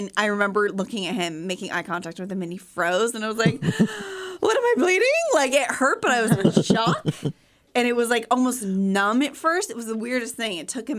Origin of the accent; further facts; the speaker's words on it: California, United States; and then my dad's job transferred, so the youngest three of us were born in Orange County.